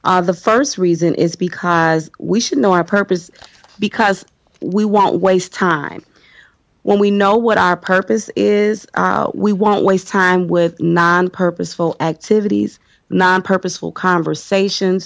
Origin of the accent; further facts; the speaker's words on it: Chicago, Illinois, United States; I am from Chicago